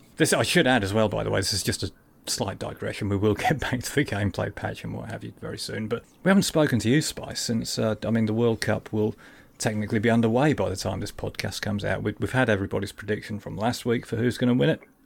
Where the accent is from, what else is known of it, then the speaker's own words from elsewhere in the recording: Lincolnshire, East Midlands, United Kingdom; also born or lived in Hartlepool; I was born in Hartlepool and I'm a Sunderland fan, but really, I'm from Lincolnshire